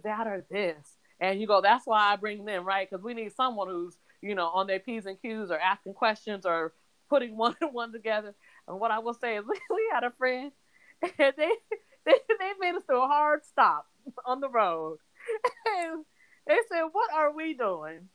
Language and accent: English; Washington, United States; we're from Washington State. So we're not new to rain.